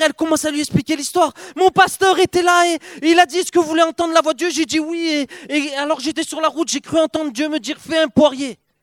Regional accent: Perpignan, Occitania, France; Je viens de Perpignan, le, le, Perpignan, le vrai sud de la France

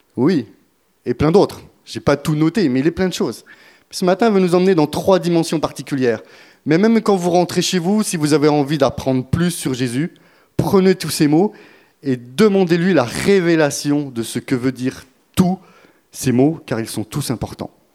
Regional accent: France; on est français, on va le rester jusqu'au bout

